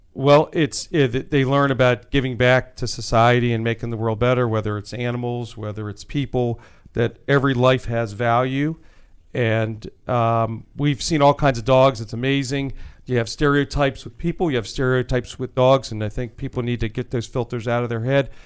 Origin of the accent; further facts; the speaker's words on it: Wheaton, Maryland, United States; I grew up in Wheaton, Maryland